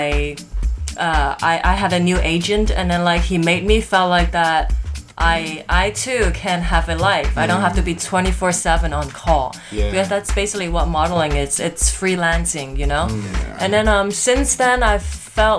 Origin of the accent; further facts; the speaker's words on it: Shanghai, China; moved away as an adult; also born or lived in Hong Kong; now in New York, United States; Home is in Shanghai